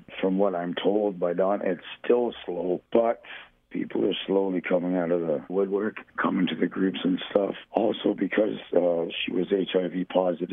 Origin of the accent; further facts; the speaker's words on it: Hamilton, Ontario, Canada; moved away as an adult; now in Barrie, Canada; I am from Hamilton